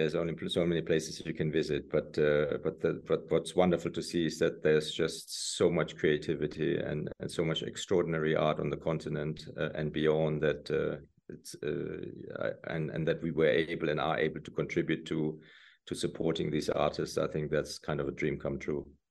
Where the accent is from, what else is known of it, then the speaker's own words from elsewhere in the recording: Germany; moved away as an adult; also born or lived in Italy / New York City; growing up in Germany